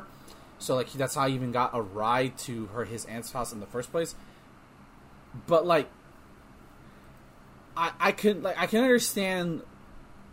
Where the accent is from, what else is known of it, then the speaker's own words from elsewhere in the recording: Texas, United States; growing up in school. Nope. Especially down here in Texas